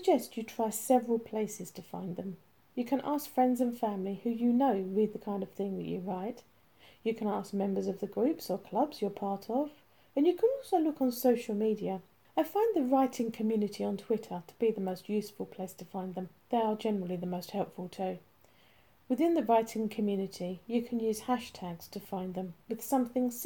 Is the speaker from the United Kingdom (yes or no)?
yes; United Kingdom; as a Brit